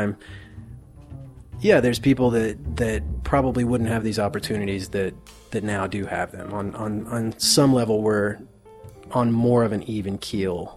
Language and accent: English; Appalachia, southeastern Kentucky, United States; I'm from Appalachia, I'm from southeastern Kentucky